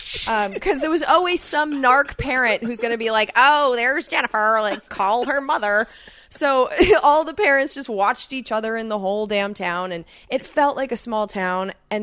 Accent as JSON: {"language": "English", "town": "Irvine", "region": "California", "country": "United States", "tie": "born or raised there", "said": "Like I not only lived in Irvine, but I lived in Woodbridge. And so Irvine is known as a bubble."}